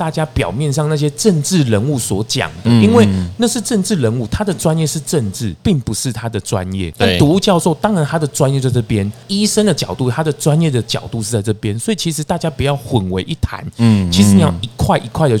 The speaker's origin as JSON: {"language": "Chinese", "region": "Changhua County", "country": "Taiwan", "said": "大大家都好了，我彰化人呢，啊，我回去的时候我都看到台中很奇怪"}